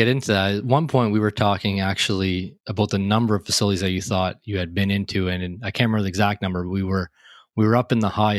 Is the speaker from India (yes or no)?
no; Canada; my home country, Canada.